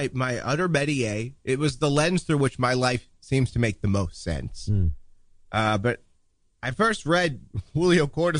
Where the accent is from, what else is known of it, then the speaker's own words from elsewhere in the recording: Duluth, Minnesota, United States; born there; I was born in a small town called Duluth in 1922.